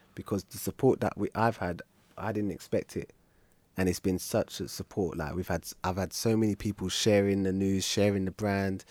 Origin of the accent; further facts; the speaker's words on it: London, United Kingdom; I'm born and raised in South